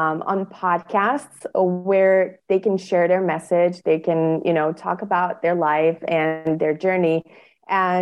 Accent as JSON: {"language": "English", "country": "Bosnia & Herzegovina", "tie": "born or raised there", "said": "in my country, I come from Bosnia and Herzegovina, which is a small country in Europe"}